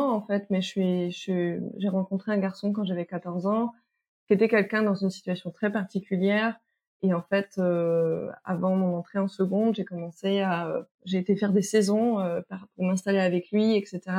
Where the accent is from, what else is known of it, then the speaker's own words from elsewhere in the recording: French Guiana; j'ai grandi une partie de mon enfance en Guyane.